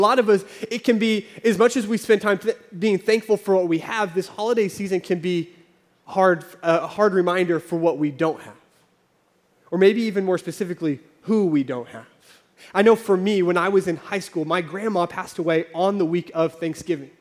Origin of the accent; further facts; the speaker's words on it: Oklahoma, United States; moved away as an adult; also born or lived in California; I grew up in Oklahoma. We lived in California for a few years.